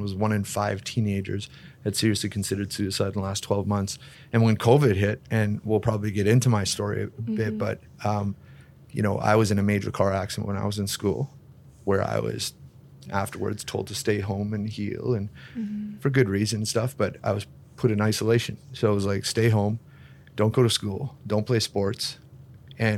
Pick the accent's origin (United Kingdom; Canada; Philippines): Canada; Kleefeld, Manitoba; I grew up in Cleefeld, like a few stop signs, tiny town